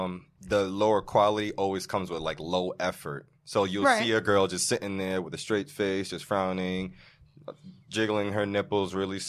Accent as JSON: {"language": "English", "country": "Jamaica", "said": "I'm Jamaican"}